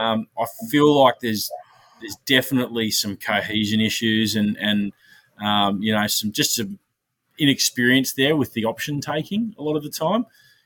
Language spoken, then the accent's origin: English; Queensland, Australia; I'm a Queenslander